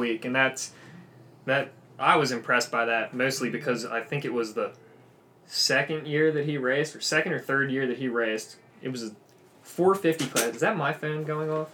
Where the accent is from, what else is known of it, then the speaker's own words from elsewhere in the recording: Lancaster, Pennsylvania, United States; moved away as an adult; now in Pittsburgh, United States; when I go home to Lancaster than when I'm out in Pittsburgh because I'm not from Pittsburgh